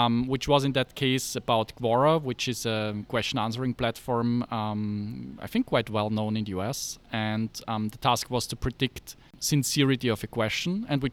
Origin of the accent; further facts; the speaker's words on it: Graz, Styria, Austria; I am from Austria, so born and raised there. I studied computer science in Technical University of Graz, which is the second largest town in Austria.